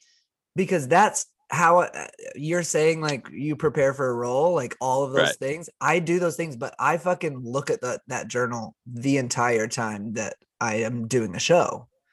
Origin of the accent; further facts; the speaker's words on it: Oklahoma, United States; accent: Oklahoma; My Oklahoma accent has come out so hard the last little bit.